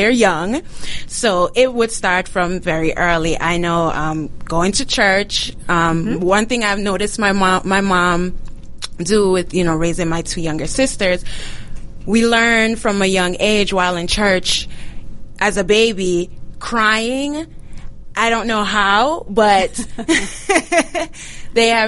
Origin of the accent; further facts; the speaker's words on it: Jamaica; now in United States; So I am from Jamaica, born and raised. And until moving here into the U.S.